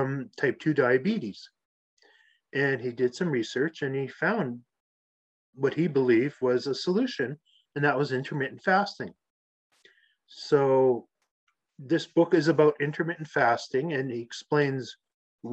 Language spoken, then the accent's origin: English; Canada; I grew up playing hockey in Canada outside